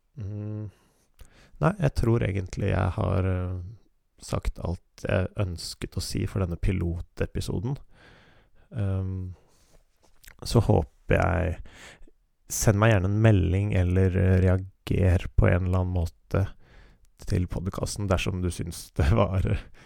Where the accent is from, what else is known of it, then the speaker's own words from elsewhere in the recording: Oslo, Norway; Jeg er født og oppvokst i Oslo